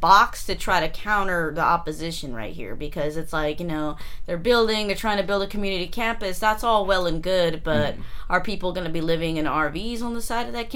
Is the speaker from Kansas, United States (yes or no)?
no; Stockton, California, United States; moved away as an adult; now in San Jose, United States; I'm from Stockton, but I moved to San Jose about close to 4 years ago to study at San Jose State